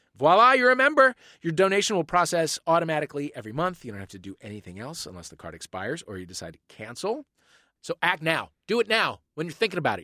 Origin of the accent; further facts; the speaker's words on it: St. Louis, Missouri, United States; moved away; that's my hometown